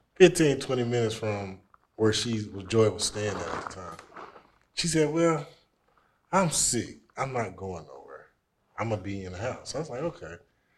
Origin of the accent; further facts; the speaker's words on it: Knoxville, Tennessee, United States; I am from Knoxville, Tennessee